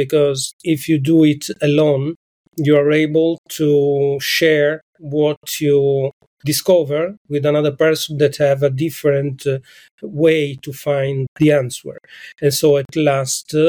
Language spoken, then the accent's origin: English; Nuoro, Sardinia, Italy; now in Venice, Italy; I come from Sardinia, that is a big island, but an island in the center of the Mediterranean Sea, and I come from the center of Sardinia. It means that from Nuoro, that is a small town in the center of Sardinia